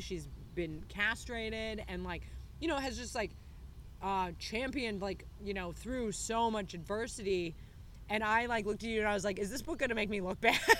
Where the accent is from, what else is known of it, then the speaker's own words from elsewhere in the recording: United States; now in Australia; I'm American